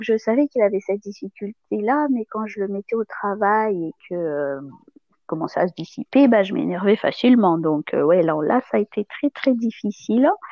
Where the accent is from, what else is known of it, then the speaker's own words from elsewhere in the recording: Madagascar; moved away as an adult; now in Toulouse area, France; je suis née à Madagascar, j'ai grandi. je suis arrivée en France après le bac pour mes études supérieures.